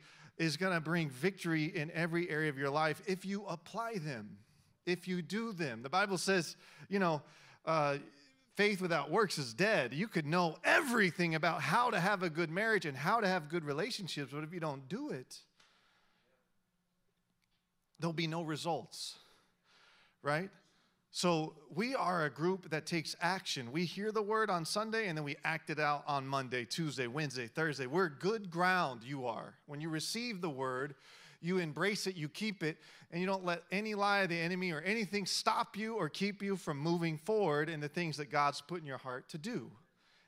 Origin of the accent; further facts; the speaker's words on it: Texas, United States; moved away; also born or lived in Kansas City; I was born in Texas, so I claim all the Dallas teams